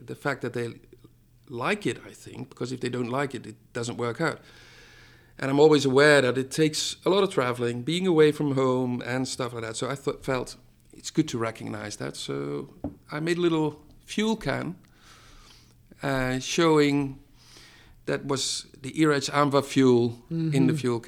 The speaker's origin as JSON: {"language": "English", "country": "Netherlands", "said": "I'm from the Netherlands."}